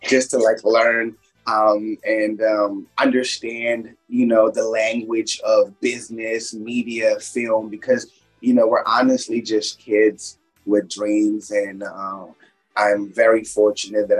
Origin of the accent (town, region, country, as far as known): Kensington, Maryland, United States; born or raised there; also born or lived in India / New York City